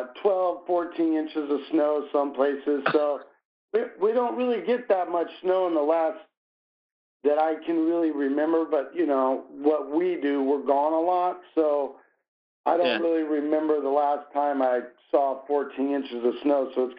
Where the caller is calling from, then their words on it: Des Moines, Iowa, United States; I'm calling you from Des Moines, Iowa.